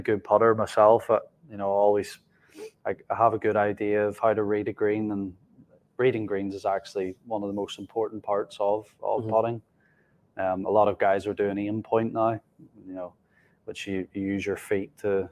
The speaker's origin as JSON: {"language": "English", "region": "Northern Ireland", "country": "United Kingdom", "tie": "born or raised there", "said": "growing up in Northern Ireland"}